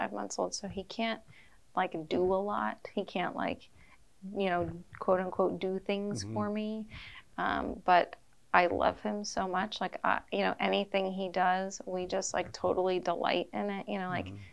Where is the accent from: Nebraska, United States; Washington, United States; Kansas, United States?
Kansas, United States; Wichita; we're from the Diocese of Wichita